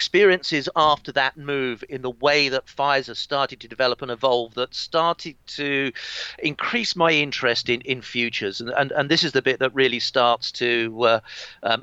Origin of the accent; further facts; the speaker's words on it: East Kent, South East England, United Kingdom; I grew up in East Kent in England, around about 70 miles from London